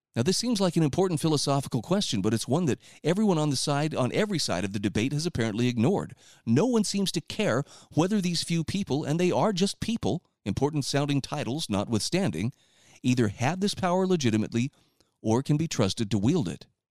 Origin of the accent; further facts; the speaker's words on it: Utah, United States; my home state of Utah